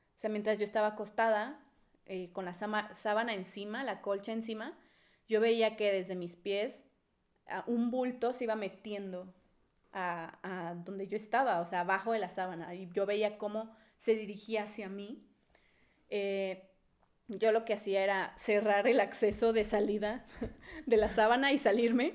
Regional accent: Monterrey, Nuevo León, Mexico; now in Puebla, Mexico; yo soy de Monterrey y yo, me cre, yo crecí con las creencias de Monterrey

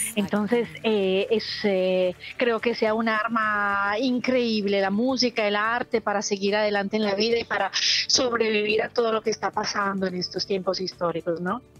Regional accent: Bogotá, Colombia; now in Italy; Soy Bogotá, pero mi familia es boyacense de un pueblito que se llama Suatá

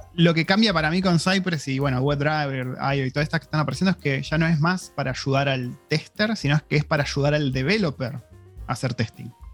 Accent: Argentina; moved away as an adult; cuando me fui de Argentina

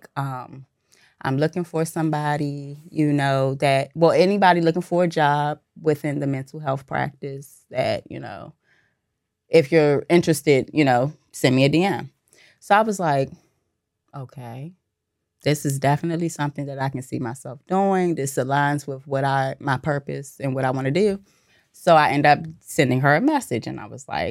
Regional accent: D.C. and Maryland, DMV, United States; also born or lived in Virginia; I was born in Virginia, raised in D.C. and Maryland.

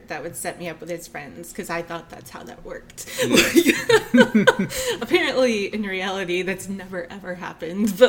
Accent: Charlotte, Michigan, United States; also born or lived in Lansing, Michigan; I grew up in Charlotte, Michigan.

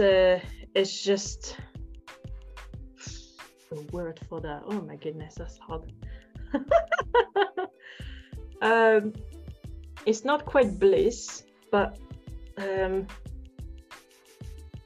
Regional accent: France; English is a second language; I'm not English, I'm French

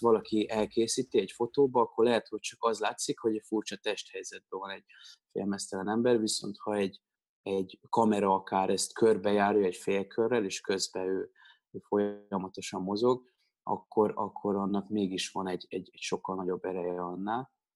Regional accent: Pécs, Baranya, Hungary; moved away; also born or lived in Budapest; én Pécsi vagyok

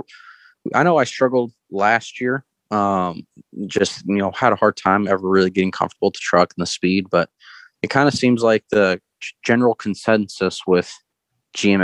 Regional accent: Yucaipa, California, United States; I grew up in Yucaipa, San Bernardino area

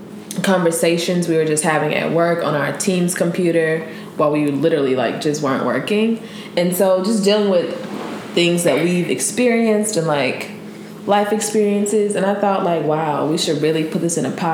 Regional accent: Franklinton, Louisiana, United States; I'm originally from Franklinton, Louisiana. It's a very small town where everyone kind of knows everyone. The people that I graduated with are basically the people that I started kindergarten with.

